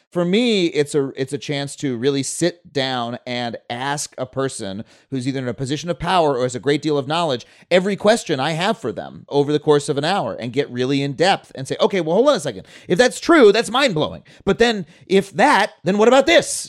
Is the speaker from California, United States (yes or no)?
no; Long Island, New York, United States; also born or lived in Florida; I grew up on Long Island, but we spent one year in Florida